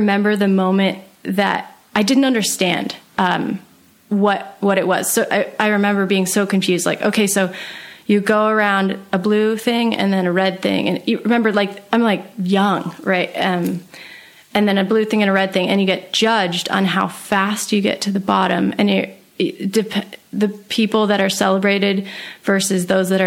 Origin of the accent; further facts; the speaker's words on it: Sun Valley, Idaho, United States; I actually grew up in Sun Valley, Idaho.